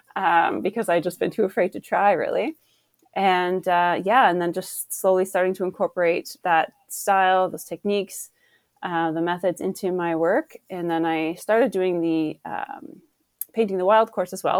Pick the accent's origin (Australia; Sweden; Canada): Canada; Ottawa, Ontario; I grew up in Ottawa